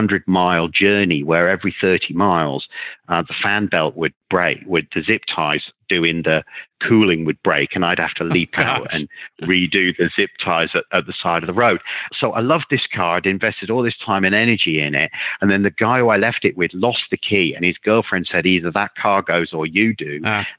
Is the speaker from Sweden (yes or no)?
no; United Kingdom; I'm British